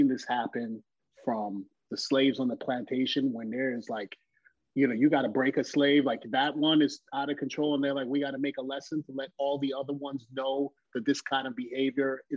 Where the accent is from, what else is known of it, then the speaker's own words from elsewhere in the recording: New York City, New York, United States; as a Haitian kid growing up in New York City